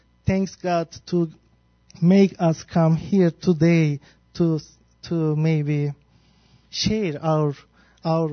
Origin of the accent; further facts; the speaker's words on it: Turkey; moved away as an adult; now in United States; I'm from Turkey